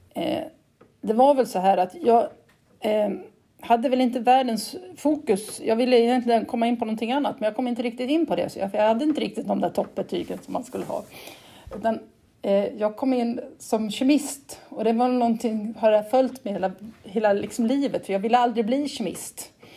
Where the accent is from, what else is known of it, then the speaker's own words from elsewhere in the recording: Gotland, Sweden; accent: Gotlandic; also born or lived in Uppsala; jag har fastlandsföräldrar så jag är tvåspråkig